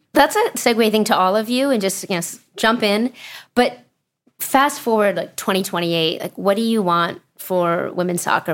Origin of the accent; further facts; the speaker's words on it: Pennsylvania, United States; When I was growing up in Pennsylvania, I had to play on a boys' team